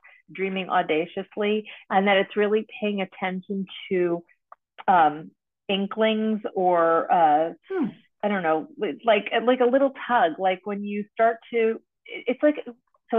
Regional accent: East Coast, United States; I am from the East Coast

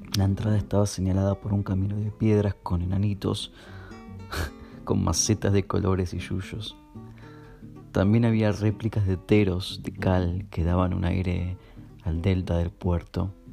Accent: Munro, Buenos Aires Province, Argentina; also born or lived in Núñez, Buenos Aires; Nací en Munro, aunque mi libreta civil dice que nací en Núñez

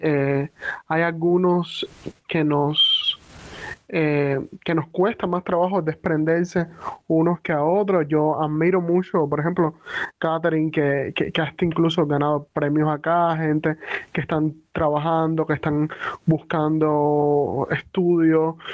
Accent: Cuba; moved away as an adult; salí de Cuba

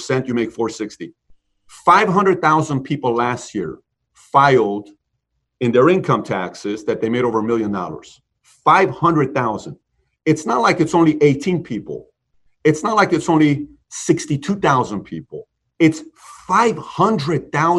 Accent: Iran; moved away; I grew up in Iran.

